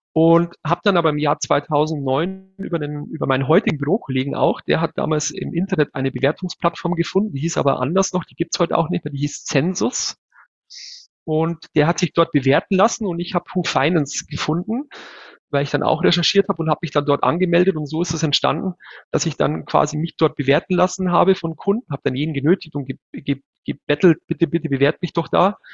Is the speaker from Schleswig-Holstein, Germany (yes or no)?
no; 100 km north of Munich, Bavaria, Germany; now in Munich, Germany; Ich bin ja kein gebürtiger Münchner. Ich wohne zwar seit vielen Jahren hier, bin aber tatsächlich gebürtig 100 Kilometer nördlich von hier aufgewachsen